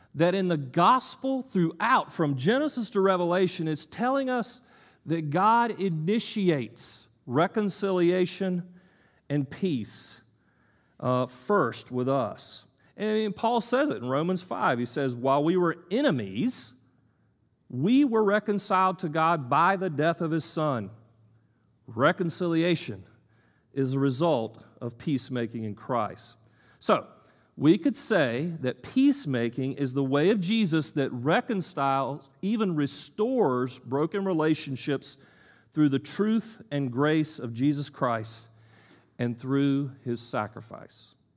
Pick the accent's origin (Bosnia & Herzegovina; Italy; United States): United States; I'm an American male, educated